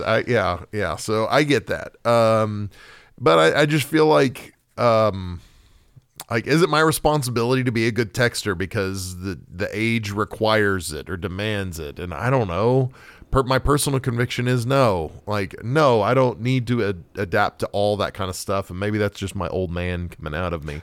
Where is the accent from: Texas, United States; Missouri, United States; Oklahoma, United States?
Oklahoma, United States; I grew up in Oklahoma